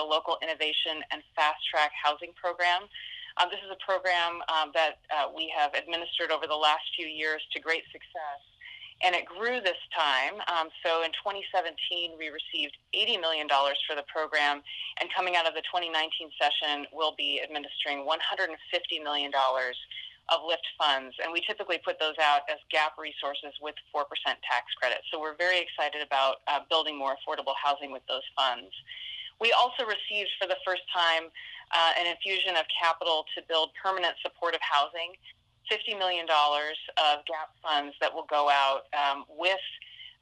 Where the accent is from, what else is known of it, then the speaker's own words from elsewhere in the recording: Oregon, United States; here in my home state